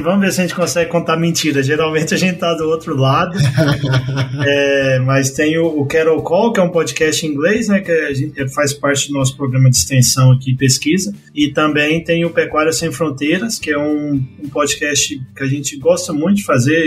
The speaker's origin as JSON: {"language": "Portuguese", "region": "Goiás", "country": "Brazil", "tie": "born or raised there", "also_born_or_lived": "Campo Grande, Mato Grosso do Sul / Illinois / Pennsylvania", "moved": "as an adult", "lives_now": "El Centro, United States", "said": "sou natural de Goiás"}